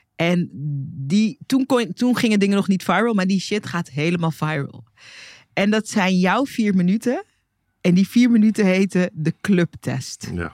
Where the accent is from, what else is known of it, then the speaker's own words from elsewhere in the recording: Hoorn, North Holland, Netherlands; ik, die in Horen opgroeide